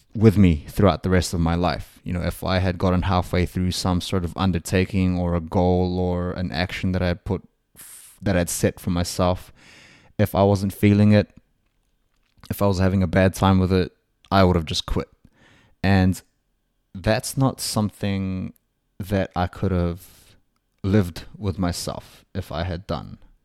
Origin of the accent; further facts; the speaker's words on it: New Zealand; I'm a Kiwi